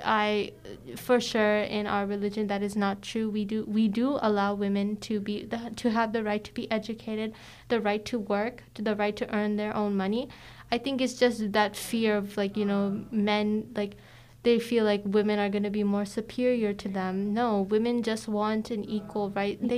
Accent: United States; My family is actually from India. I was born in the uh, U.S.

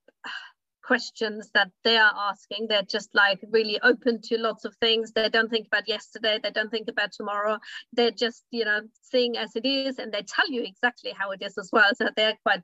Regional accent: Germany; English is a second language; moved away as an adult; also born or lived in United States / Australia / Japan; now in United Kingdom; my English is not good enough because, you know, I'm not, I grew up in Germany

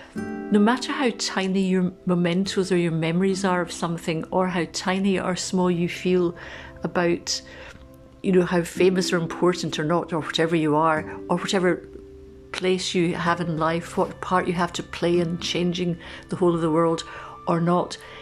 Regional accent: Glasgow, Scotland, United Kingdom; moved away; I'm originally Glaswegian. Um, we were all brought up in Glasgow

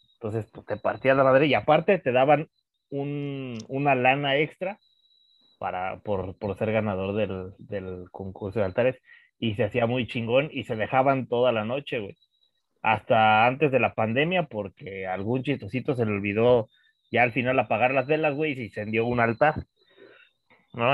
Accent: Mexico

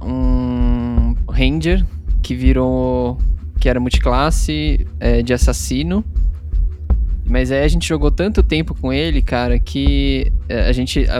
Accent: Atibaia, São Paulo, Brazil; a gente é de Atibaia, né? É uma cidade aqui no interior de uhum. São Paulo

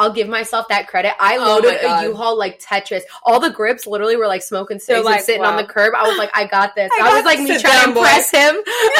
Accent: New York, United States; moved away; I grew up in New York, and I did, like, commercial stuff when I was little.

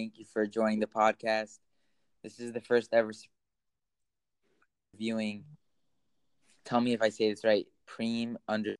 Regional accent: New York City, New York, United States; So I'm from New York City.

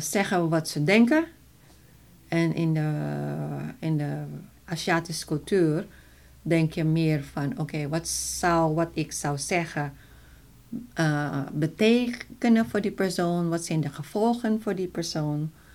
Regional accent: Philippines; Dutch is a second language; now in Netherlands; ik Filipijns ben

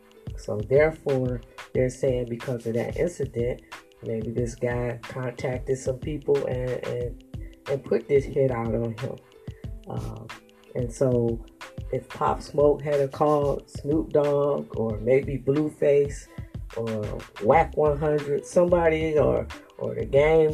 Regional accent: Michigan, United States; because I'm coming from Michigan. I don't know nothing about L.A.

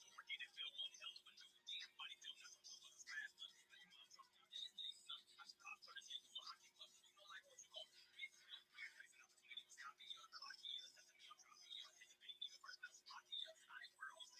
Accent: the South, United States; I'm from the South

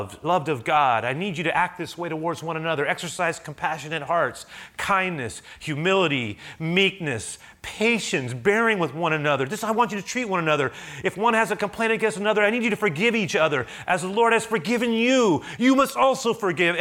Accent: United States

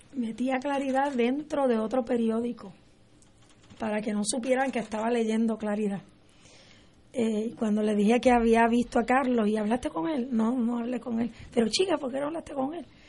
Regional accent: Puerto Rico; para mí como puertorriqueña

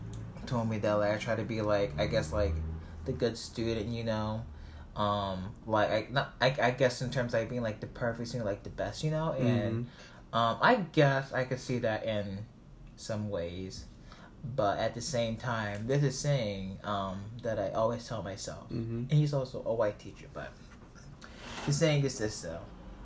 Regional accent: Baltimore, Maryland, United States; born there; I was born in Baltimore, but my heart is in New York City.

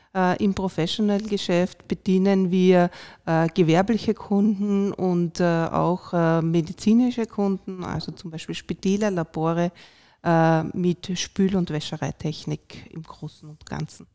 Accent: Vienna, Austria; moved away as an adult; now in Salzburg, Austria; Ich bin eigentlich Wienerin und Wiener Umland ähm, und jetzt auch Wahlsalzburgerin

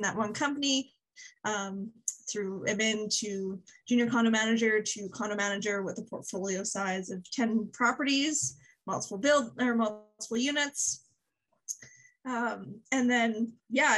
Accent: Medicine Hat, Alberta, Canada; now in Calgary, Canada; I was born and raised in Calgary in small town Alberta, Medicine Hat

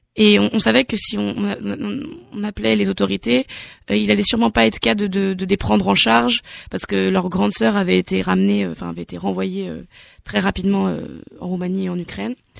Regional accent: Nantes, Pays de la Loire, France; je viens de Nantes

